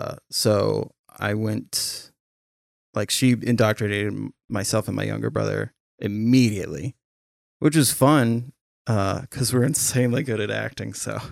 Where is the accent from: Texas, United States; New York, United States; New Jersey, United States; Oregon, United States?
Oregon, United States; St. Helens; And that little girl was from my hometown in St. Helens.